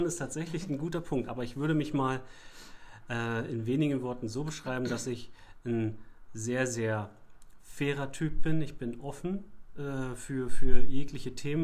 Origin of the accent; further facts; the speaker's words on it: Mittenwalde, Brandenburg, Germany; Ich habe bei der Sparhandels AG äh, in meiner Heimat in Mittenwalde, also auch im Landkreis Darm-Spree